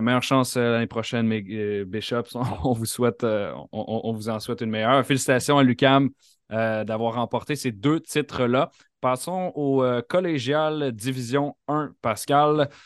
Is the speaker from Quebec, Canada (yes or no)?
yes; near Montreal, Quebec, Canada; J'ai grandi près de Montréal.